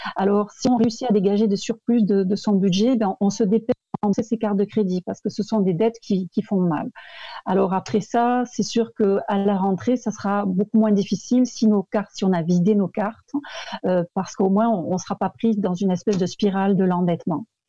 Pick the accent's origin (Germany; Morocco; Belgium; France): France; accent: French; moved away as an adult; now in Quebec, Canada; je viens de France comme mon accent l'indique. Mais ça fait très très longtemps que je vis au Québec